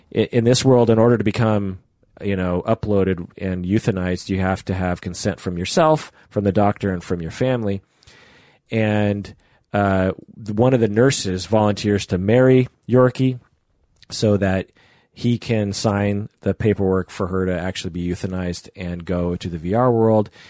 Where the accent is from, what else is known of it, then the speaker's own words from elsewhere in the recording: Issaquah, Washington, United States; I grew up in Issaquah, which, you know, has lakes and stuff